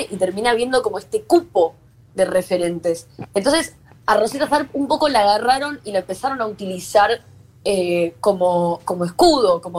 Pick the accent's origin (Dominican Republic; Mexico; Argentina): Argentina; Buenos Aires; born or raised there; accent: Latino